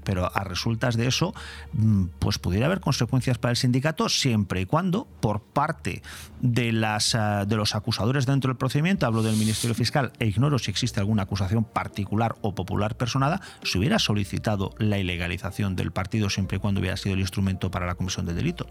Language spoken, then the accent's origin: Spanish; Spain; como español